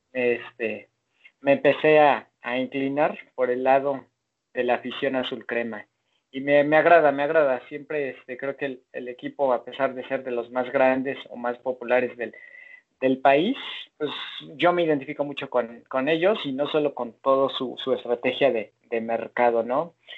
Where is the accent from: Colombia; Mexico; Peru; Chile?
Mexico; yo nací en México